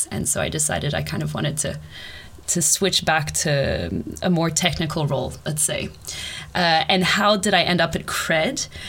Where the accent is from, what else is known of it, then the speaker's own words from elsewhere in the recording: Canada; also born or lived in Australia / Brazil; now in Sweden; I'm originally Canadian and Australian